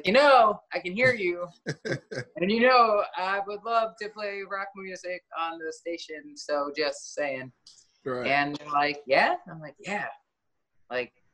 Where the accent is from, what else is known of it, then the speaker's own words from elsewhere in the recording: Michigan, United States; moved away as an adult; also born or lived in Flint, Michigan; now in Los Angeles, United States; growing up in Michigan